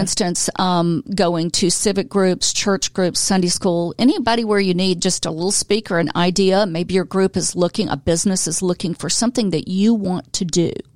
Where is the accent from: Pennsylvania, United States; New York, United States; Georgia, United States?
Georgia, United States; Atlanta; also born or lived in Florida; now in Gainesville, United States; I'm from Atlanta. I'm a native